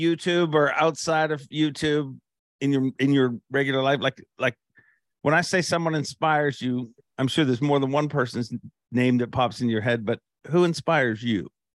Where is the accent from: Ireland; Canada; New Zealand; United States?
Canada; we're both Canadian